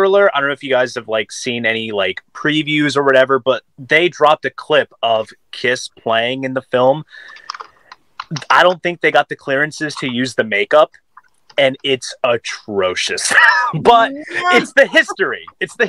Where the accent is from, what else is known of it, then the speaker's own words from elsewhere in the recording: New Jersey, United States; I'm from South Jersey